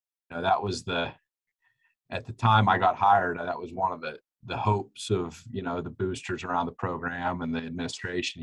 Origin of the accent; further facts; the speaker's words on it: Brookville, Pennsylvania, United States; also born or lived in Lock Haven, Pennsylvania; I grew up in Brookville, Pennsylvania, coached in Brookville